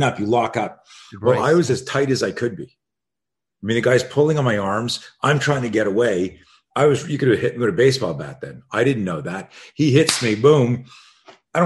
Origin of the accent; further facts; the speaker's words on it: Canada; I grew up in Canada